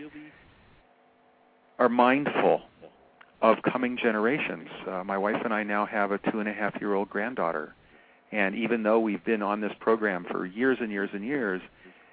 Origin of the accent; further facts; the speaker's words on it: Seattle, Washington, United States; now in California, United States; I've lived on the West Coast of America, Washington, and then California, since I was 5 years old. So when I was a kid growing up in Seattle